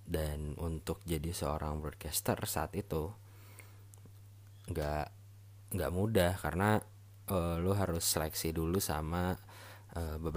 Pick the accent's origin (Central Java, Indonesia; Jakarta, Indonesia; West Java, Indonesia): West Java, Indonesia; Bandung; gue lahir dan besar di Bandung jadi ibaratnya gue baru balik lagi nih ke Bandung